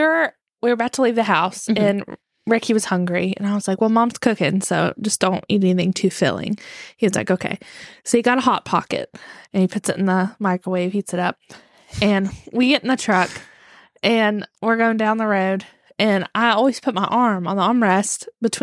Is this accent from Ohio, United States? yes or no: no; West Virginia, United States; I'm from West Virginia. That's how we say things.